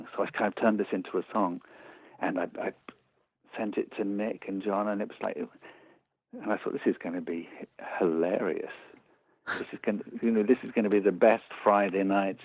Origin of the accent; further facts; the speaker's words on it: Birmingham, West Midlands, United Kingdom; I was born in Birmingham. I went to a multicultural comprehensive school.